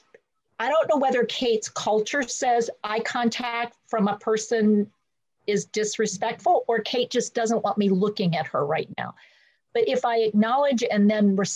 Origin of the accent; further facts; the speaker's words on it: North Carolina, United States; I'm from North Carolina